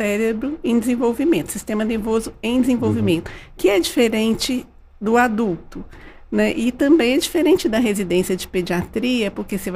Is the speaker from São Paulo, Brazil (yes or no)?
no; Varginha, Minas Gerais, Brazil; Eu nasci em Varginha.